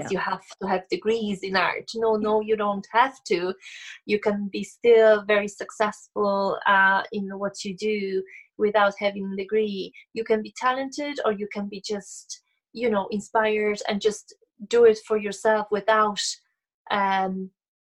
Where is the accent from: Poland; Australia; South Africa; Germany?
Poland; moved away as an adult; now in Ireland; am originally from Poland, but I live and create in Ireland